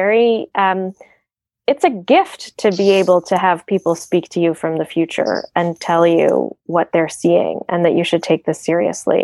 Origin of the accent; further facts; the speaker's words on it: United States; moved away as an adult; America, my home country, my passport where I grew up